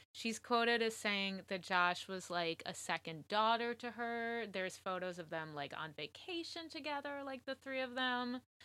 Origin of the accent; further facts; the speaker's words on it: Connecticut, United States; I grew up in Connecticut